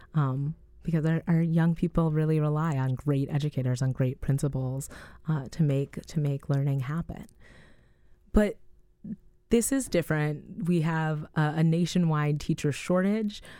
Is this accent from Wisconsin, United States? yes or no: yes; Madison, Wisconsin, United States; I'm from Madison